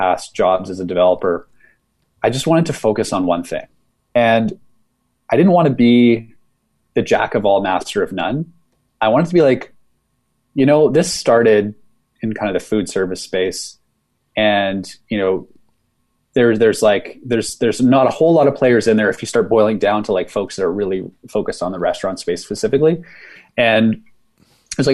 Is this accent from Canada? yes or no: yes; Saskatchewan, Canada; moved away as an adult; I'm from Saskatchewan